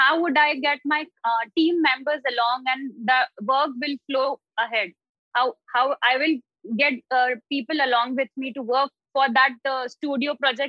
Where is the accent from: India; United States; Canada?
India; I'm from India.